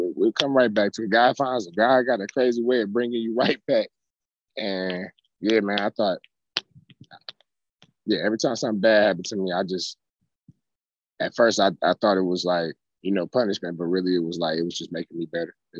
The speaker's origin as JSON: {"language": "English", "town": "Cleveland", "region": "Ohio", "country": "United States", "tie": "born or raised there", "also_born_or_lived": "Canada", "moved": "as an adult", "said": "growing up in Cleveland and then getting out of there"}